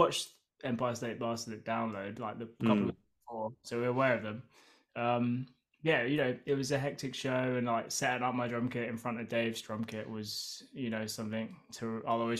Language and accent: English; Guildford, South East England, United Kingdom; Yeah, I mean we're from Brighton and I grew up